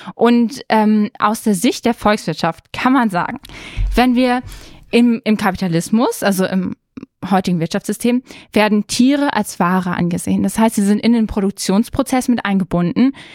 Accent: Germany; wir sind in Deutschland aufgewachsen

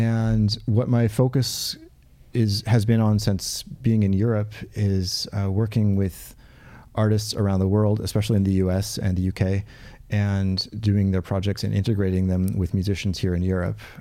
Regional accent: Portland, United States; where I grew up in Portland.

